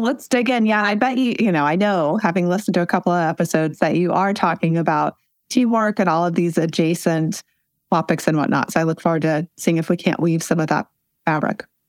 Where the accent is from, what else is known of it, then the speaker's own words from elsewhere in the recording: Western Nebraska, United States; I grew up in Western Nebraska in a double wide trailer on a trailer park